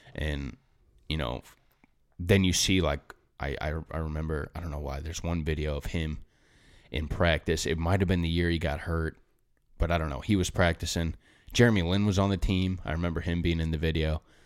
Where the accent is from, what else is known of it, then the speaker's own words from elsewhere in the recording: St. Louis, Missouri, United States; I'm from Saint Louis